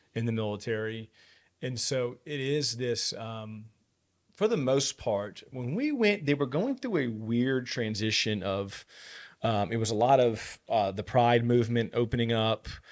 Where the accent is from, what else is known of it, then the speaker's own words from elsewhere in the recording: United States; I'm an American